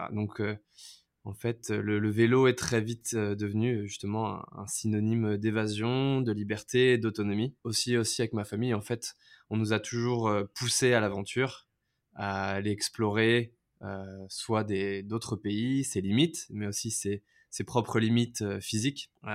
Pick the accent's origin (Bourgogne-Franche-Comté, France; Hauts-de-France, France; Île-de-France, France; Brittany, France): Île-de-France, France; Levallois-Perret; moved away as an adult; now in Vietnam; je suis né à Levallois-Perret en France et maintenant j'habite au Vietnam euh, ça va faire 7 euh, ans.